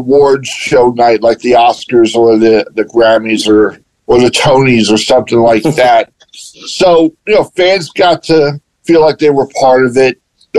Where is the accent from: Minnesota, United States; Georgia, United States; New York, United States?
New York, United States; New York City; now in Las Vegas, United States; growing up in Brooklyn